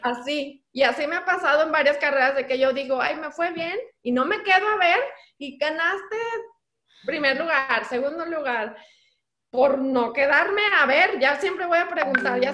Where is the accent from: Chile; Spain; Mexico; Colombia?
Mexico; San Luis Potosí; mi tierra, que bueno, no nací ahí, pero yo ahí crecí